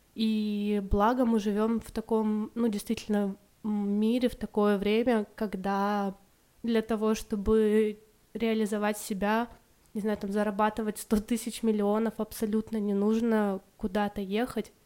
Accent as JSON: {"language": "Russian", "town": "Irkutsk", "region": "Irkutsk Oblast", "country": "Russia", "also_born_or_lived": "India / Malaysia", "said": "я из Иркутска, это такой город в Сибири"}